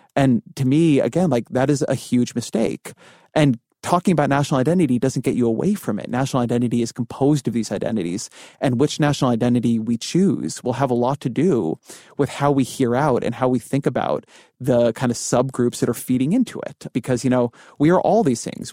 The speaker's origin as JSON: {"language": "English", "region": "California", "country": "United States", "also_born_or_lived": "Washington, D.C.", "moved": "yes", "said": "I'm Jewish, I'm Californian, um, I, like, lived in Washington, D C"}